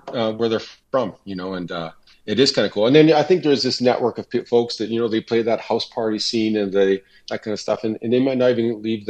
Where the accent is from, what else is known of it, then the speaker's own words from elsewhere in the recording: Niverville, Manitoba, Canada; I'm a singer-songwriter from Niverville, Manitoba. So born and bred in Manitoba, lived in a few different spots, but ended up back in here in Niverville.